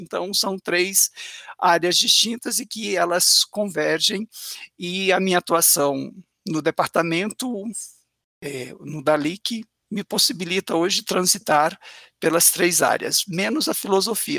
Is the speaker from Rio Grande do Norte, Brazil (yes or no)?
no; Patos de Minas, Minas Gerais, Brazil; moved away as an adult; also born or lived in São Paulo; eu sou da roça mesmo, do interior de Minas, e fui criado na zona rural do interior do meu município